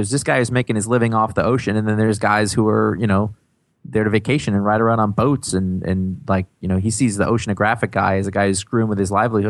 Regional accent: New England, United States; I'm from New England

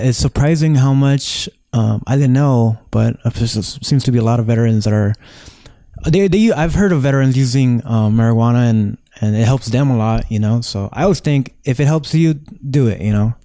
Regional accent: Los Angeles, California, United States; I grew up right here in Echo Park

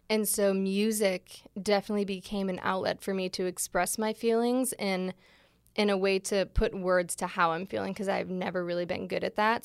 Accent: Michigan, United States; moved away as an adult; now in Los Angeles, United States; I grew up in Michigan. I've only been in L A for little over three years

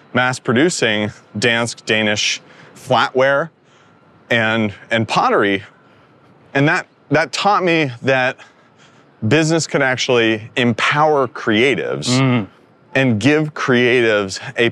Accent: Northern California, United States; I grew up in Northern California

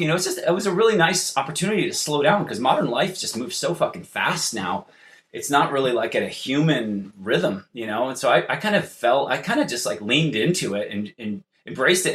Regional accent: California, United States; I'm from California.

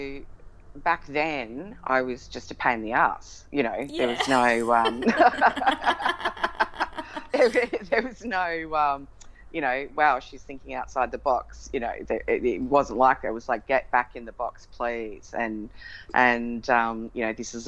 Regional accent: Melbourne, Victoria, Australia; we grew up in Melbourne with her side of the family

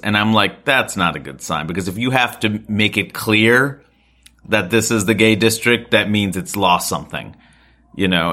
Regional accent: New York, United States; I grew up here

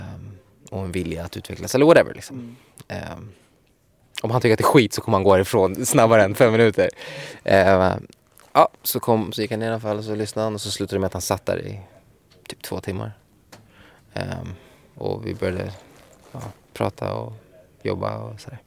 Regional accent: Sweden; moved away as an adult; also born or lived in Miami

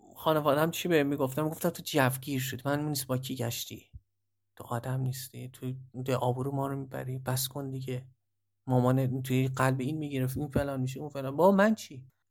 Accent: Mashhad, Razavi Khorasan, Iran; moved away; من تو مشهد به دنیا اومدم

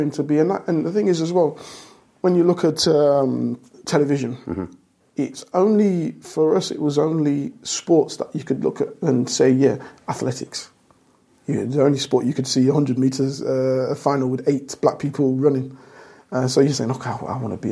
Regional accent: Leicester, East Midlands, United Kingdom; I'm from Leicester. Everyone knows I'm from Leicester, and that's where my heart is as a city

